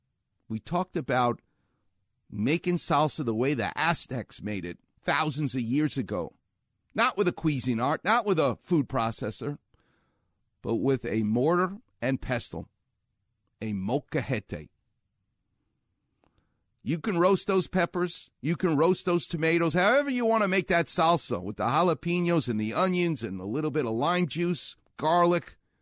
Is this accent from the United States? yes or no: yes; Far Rockaway, New York, United States; what they doubted was the toughness of a kid who grows up on the streets of New York. That's what I did. I'm from Far Rockaway.